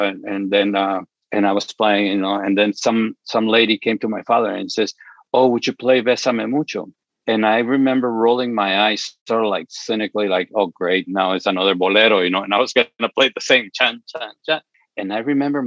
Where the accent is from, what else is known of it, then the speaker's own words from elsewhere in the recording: Chihuahua, Mexico; my father would send money to Mexico where I was born. I was born in Chihuahua